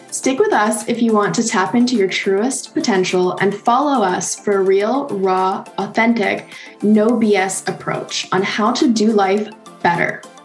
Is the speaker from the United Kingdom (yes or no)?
no; Canada; another Canadian girl living